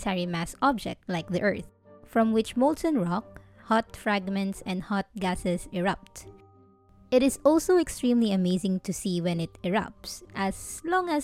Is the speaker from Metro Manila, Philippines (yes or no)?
no; Bicol Region, Philippines; Growing up in Bicol